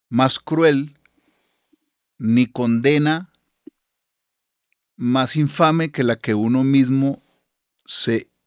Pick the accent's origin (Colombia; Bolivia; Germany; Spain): Colombia; ahí todos somos colombianos